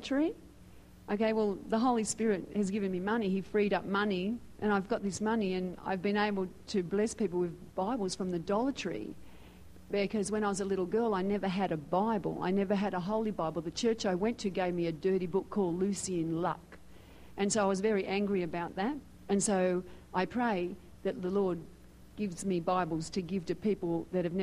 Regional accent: Sydney, New South Wales, Australia; moved away as an adult; also born or lived in Philippines; now in United States; I was born in Sydney, Australia, and I've been here this year for 10 years.

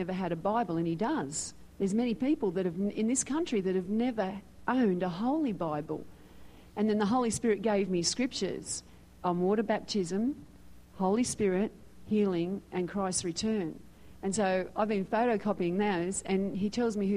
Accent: Sydney, New South Wales, Australia; moved away as an adult; also born or lived in Philippines; now in United States; I was born in Sydney, Australia, and I've been here this year for 10 years.

